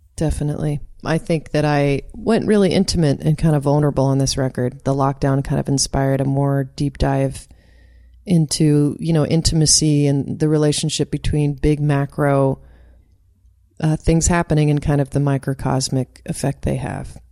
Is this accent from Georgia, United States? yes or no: no; Doylestown, Pennsylvania, United States; born or raised there; moved away as an adult; also born or lived in Southern California; now in California, United States